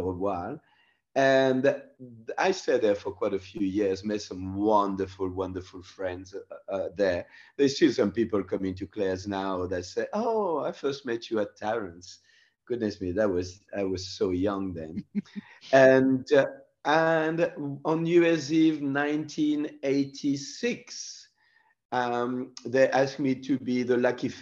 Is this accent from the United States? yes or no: no; France; English is a second language; moved away as an adult; also born or lived in New Caledonia; now in Australia; before I left France, I went to École Hôtelière